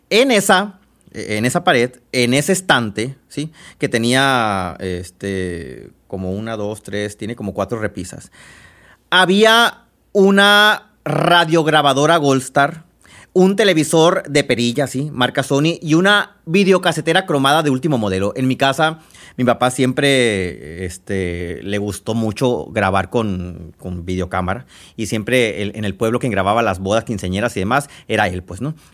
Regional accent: Babiácora, Sonora, Mexico; Soy originaria de Babiácora y allá se cultiva mucho, aunque hoy no fue un buen año para ellos.

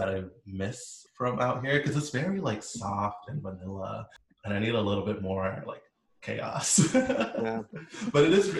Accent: South Florida, United States; moved away as an adult; now in Beaverton, United States; I am in Oregon, the Beaverton, which is like the biggest suburb outside of Portland. Been out here for 5 years now, but I'm from South Florida.

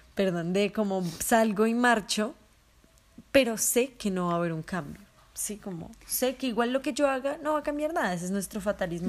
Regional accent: Colombia; moved away; he vivido como colombiana que ha salido del país

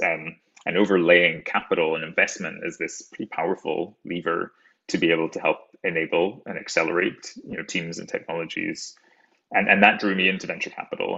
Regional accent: rural Scotland, United Kingdom; moved away; I'm an explant from Scotland, rural Scotland, uh, in the United Kingdom

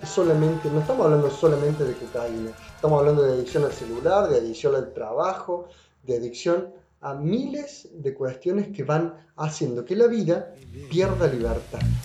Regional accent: Córdoba, Argentina; Música de Córdoba, de acá, de mi tierra, de mi ciudad

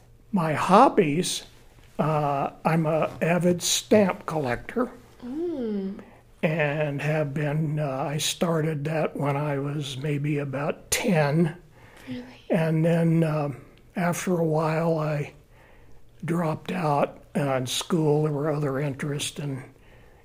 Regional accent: West Palm Beach, Florida, United States; born or raised there; moved away as an adult; also born or lived in St. Augustine, Florida; now in Colorado, United States

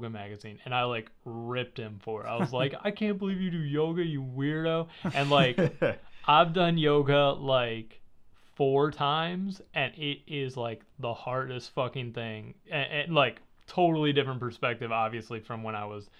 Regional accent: right outside Chicago, Illinois, United States; I was raised in right outside Chicago

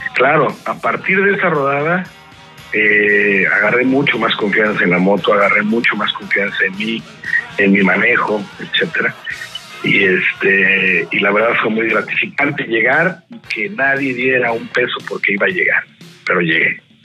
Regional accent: Mexico City, Mexico; moved away as an adult; also born or lived in San Diego, California / Tijuana; now in Monterrey, Mexico; Yo soy del Distrito Federal. Yo nací en México y a los 40 años me salí de la Ciudad de México

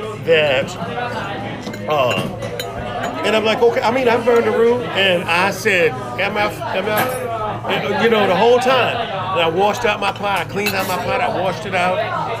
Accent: New Orleans, Louisiana, United States; moved away as an adult; now in Osaka, Japan; I'm from New Orleans, Louisiana.

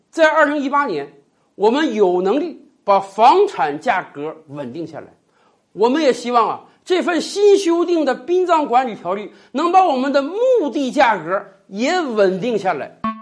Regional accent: China; 我们中国人是有着入土为安的习惯的

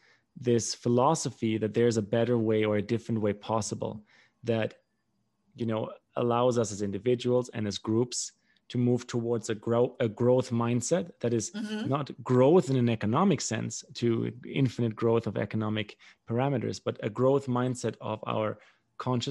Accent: Germany; moved away; also born or lived in Paraguay; growing up in Germany

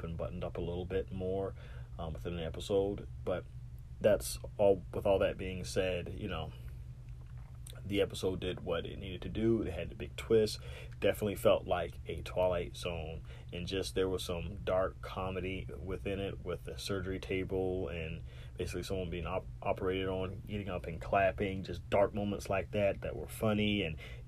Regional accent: Savannah, Georgia, United States; my hometown of Savannah

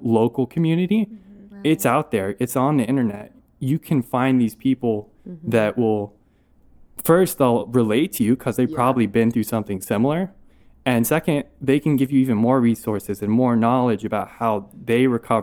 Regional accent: Asheville, North Carolina, United States; I'm from Asheville, North Carolina.

